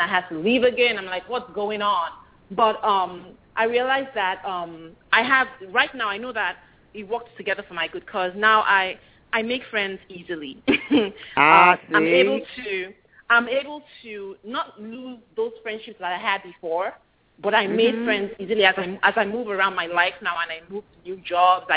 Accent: Lagos, Nigeria; moved away as an adult; now in United States; For most of my formative years, I lived in Lagos, Nigeria

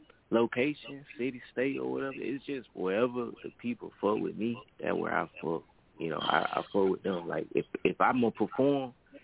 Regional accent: Florida, United States; also born or lived in U.S. Virgin Islands; I'm from Virgin Islands, really. I was just majority raised in Florida. So, like, that really why I claim Florida like that.

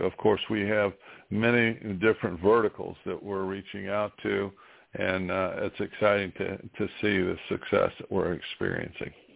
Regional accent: New Castle, Indiana, United States; in my hometown of Newcastle, Indiana, in East Central Indiana

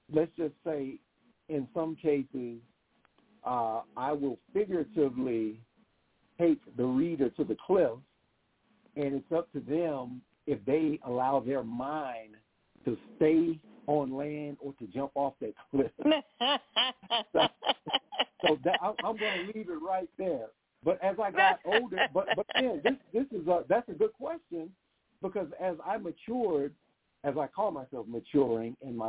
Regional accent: Huntsville, Alabama, United States; my hometown of Huntsville, Alabama

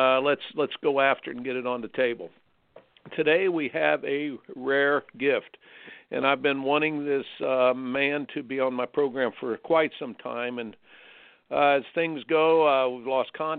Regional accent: Indiana, United States; moved away; I grew up in Indiana.

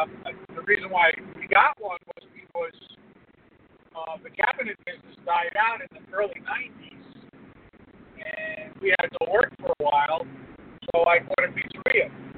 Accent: Queens, New York, United States

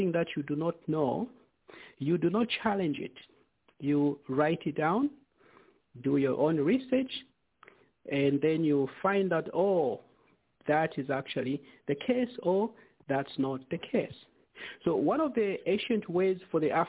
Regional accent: Zambia; us growing up in Zambia

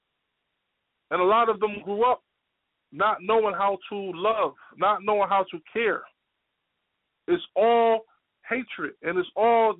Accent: United States; as a Muslim growing up in America

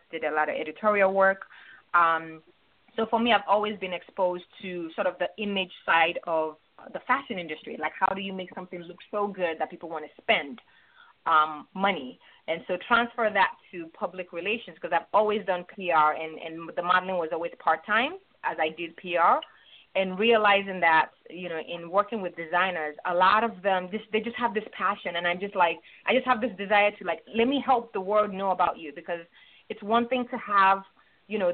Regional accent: Nigeria; moved away; also born or lived in Chicago, United States; I was actually born in Chicago, raised in Nigeria.

